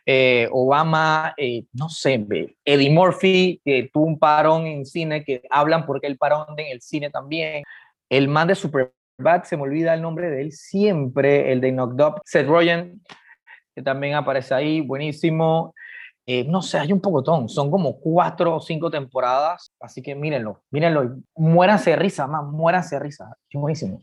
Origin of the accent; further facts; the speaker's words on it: Panama; nosotros como, como panameños